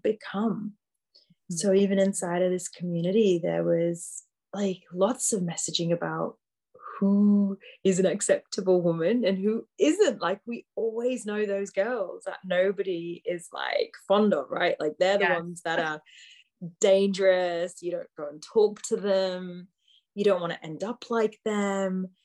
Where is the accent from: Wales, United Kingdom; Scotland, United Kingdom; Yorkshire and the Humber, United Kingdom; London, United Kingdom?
Yorkshire and the Humber, United Kingdom; I grew up in the UK, like you said, born and bred in Yorkshire